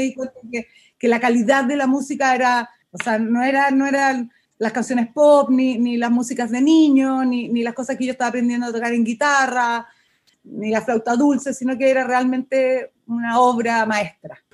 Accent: Chile; uno como chileno

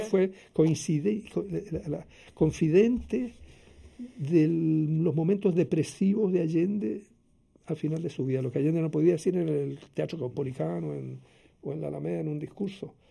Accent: Santiago, Santiago Metropolitan Region, Chile; en la misma clínica Carolina Freire, donde nací yo en Santiago

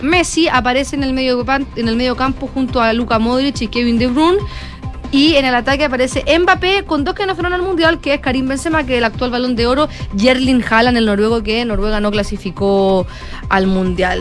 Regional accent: Chile; acá en Chile

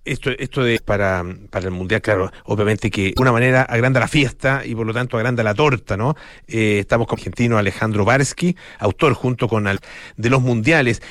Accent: Chile; como chilenos

